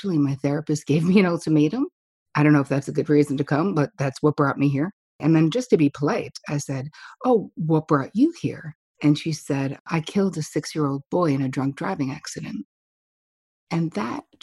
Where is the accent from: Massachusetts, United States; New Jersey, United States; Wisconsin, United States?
New Jersey, United States; now in New York, United States; I am from New Jersey